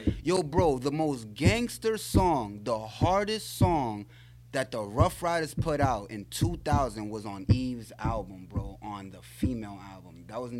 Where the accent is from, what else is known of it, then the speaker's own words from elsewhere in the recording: New York City, New York, United States; I'm from the Bronx. If you know where Yankee Stadium is at, on 161st Street, I grew up out there. I went to school in Taft on 170